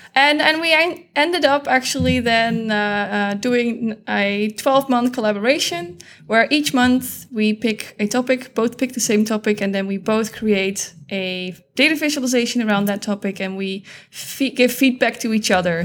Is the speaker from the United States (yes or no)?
no; Netherlands; I am from the Netherlands